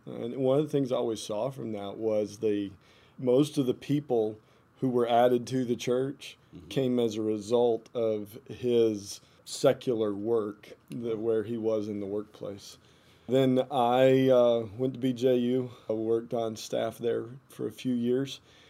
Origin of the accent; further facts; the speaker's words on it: northeastern Arizona, United States; I grew up in northeastern Arizona. My parents were missionaries with the Navajo Indians. And so I grew up on the Navajo reservation there.